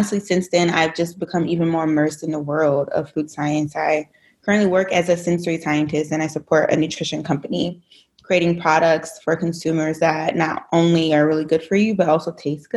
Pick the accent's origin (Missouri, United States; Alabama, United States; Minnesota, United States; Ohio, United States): Ohio, United States; Dayton; now in Grand Rapids, United States; I am originally from Dayton, Ohio. I currently reside in Grand Rapids, Michigan